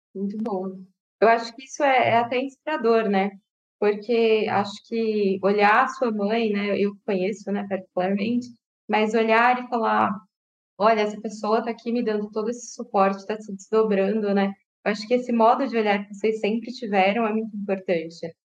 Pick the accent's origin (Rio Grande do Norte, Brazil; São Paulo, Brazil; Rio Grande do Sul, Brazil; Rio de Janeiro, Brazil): São Paulo, Brazil; Francisco Morato; now in Jundiaí, Brazil; vim de Francisco Murato, meus pais eram nordestinos